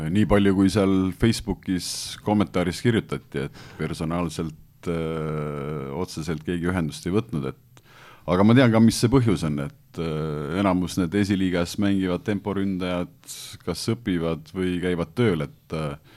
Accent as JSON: {"language": "Estonian", "town": "Pärnu", "region": "Pärnu County", "country": "Estonia", "said": "ma olen pärnakas"}